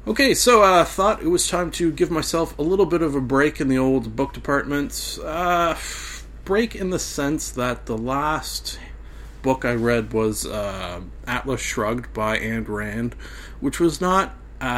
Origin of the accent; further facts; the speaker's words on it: Canada; being a Canadian